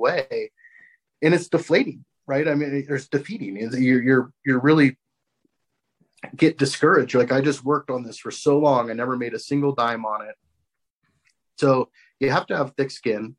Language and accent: English; Coronado, California, United States; moved away; I grew up in Coronado down in San Diego